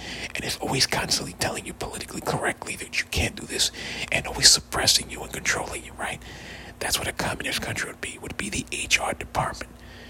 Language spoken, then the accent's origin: English; United States; I'm American, I love America